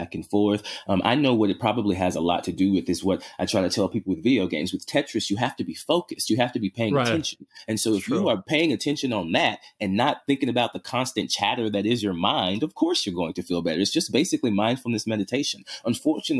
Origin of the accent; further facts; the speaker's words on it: Louisiana, United States; now in Seattle, United States; I grew up in Louisiana